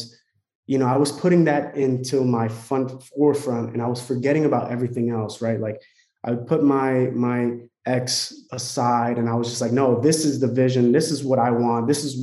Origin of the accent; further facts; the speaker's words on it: Newark, New Jersey, United States; moved away as an adult; also born or lived in San Francisco, California; I'm originally from Newark, New Jersey